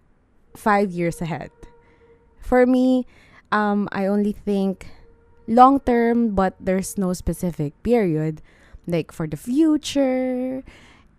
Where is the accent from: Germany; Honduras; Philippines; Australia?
Philippines; as a Filipino